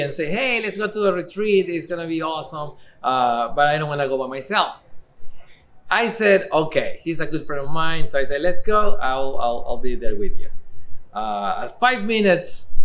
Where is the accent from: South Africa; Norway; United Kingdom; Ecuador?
Ecuador; English is a second language; now in Eugene, United States